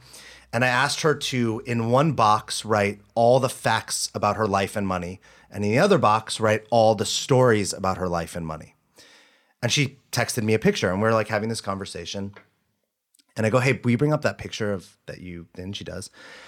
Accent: the South, United States; I was born in the South. Basically, I'm a guy from the South.

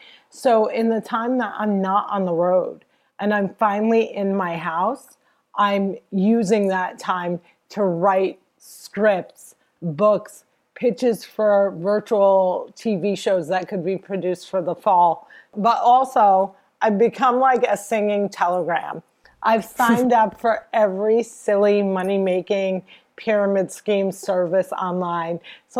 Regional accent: New Jersey, United States; I'm from Jersey. I hang out with my mom a lot. I'm Palestinian.

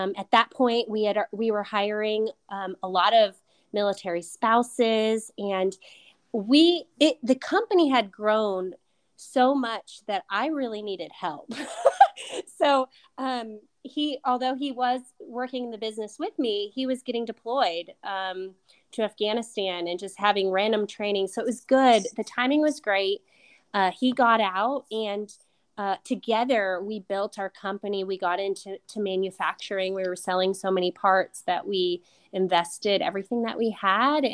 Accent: Ohio, United States; moved away as an adult; also born or lived in Indiana / Georgia / Alaska; when I graduated college in Indiana and growing up in Ohio

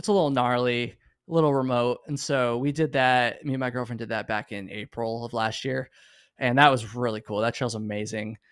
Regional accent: Vermont, United States; moved away; a good friend of mine that I grew up with in Vermont

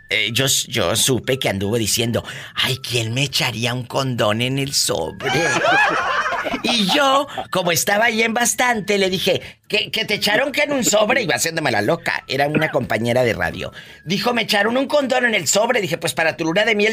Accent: Matamoros, Tamaulipas, Mexico; Yo soy de Matamoros, Tamaulipas. Imagínate, hace un calor del infierno.

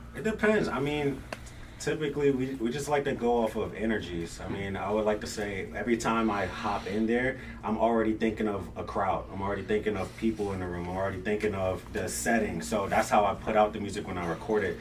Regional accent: Virginia, United States; also born or lived in Brooklyn, New York; I was born in Brooklyn, but raised in Virginia

